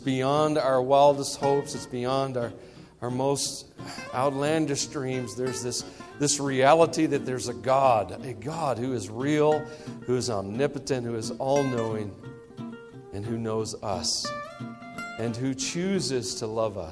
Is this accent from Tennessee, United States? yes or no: yes; Tennessee, United States; moved away; I am from the South, specifically Tennessee, which is the first part of the South, the first and best